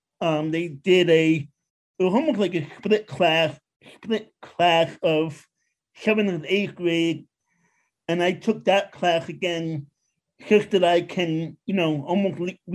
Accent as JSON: {"language": "English", "town": "New York City", "region": "New York", "country": "United States", "tie": "born or raised there", "also_born_or_lived": "Long Island", "moved": "as an adult", "lives_now": "Pennsylvania, United States", "said": "I grew up in Queens."}